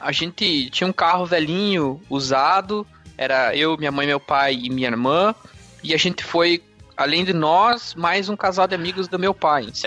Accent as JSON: {"language": "Portuguese", "town": "Curitiba", "region": "Paraná", "country": "Brazil", "tie": "born or raised there", "said": "eu sou aqui de Curitiba e é isso. Nascido, criado e vivido."}